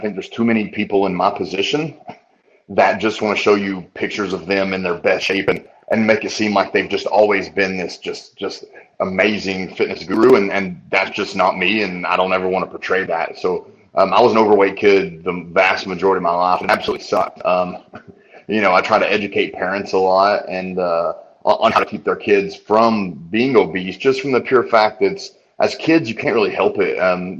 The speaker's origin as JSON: {"language": "English", "region": "Tennessee", "country": "United States", "tie": "born there", "said": "Yeah, I was born here."}